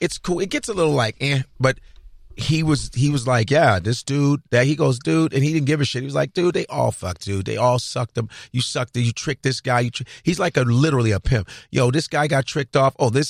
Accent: Chicago, Illinois, United States; also born or lived in Nebraska; I was born in Nebraska, grew up in Chicago.

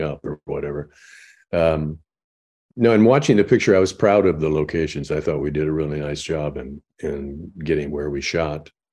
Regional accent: Illinois, United States; I'm from Illinois

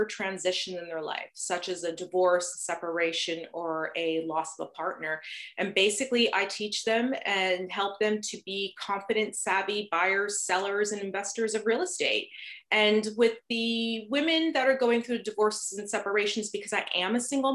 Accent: New Jersey, United States; moved away as an adult; now in Toronto, Canada; originally I'm from New Jersey. So if you detect a slight little accent, and of course there's always those certain words I say that just kind of comes out the accent, you'll know where I'm from.

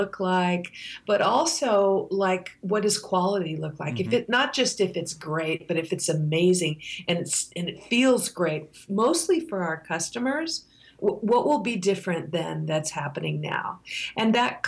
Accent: United States; I'm an American

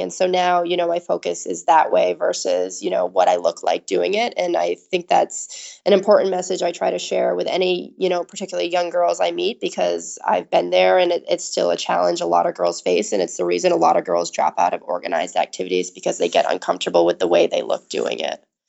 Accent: Augusta, Maine, United States; I'm, was born and raised in Augusta, Maine.

